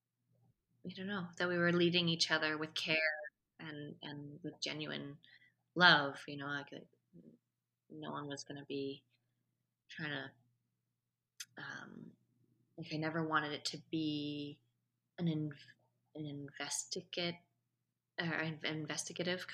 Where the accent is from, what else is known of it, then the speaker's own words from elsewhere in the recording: Vancouver, British Columbia, Canada; Vancouver International Film Festival, which is my hometown, where this all happened